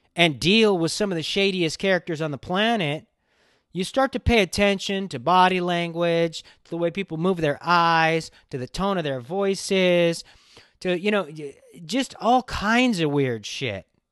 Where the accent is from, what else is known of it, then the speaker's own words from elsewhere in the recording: Los Angeles, California, United States; I grew up in Hollywood